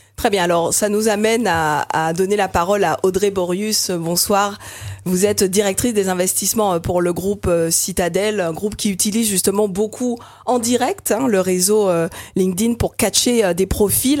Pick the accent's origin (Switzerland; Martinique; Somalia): Martinique; chez nous en Martinique